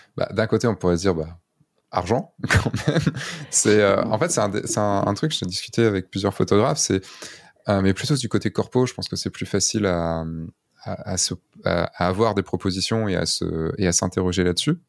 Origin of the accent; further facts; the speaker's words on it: Brittany, France; je viens de Bretagne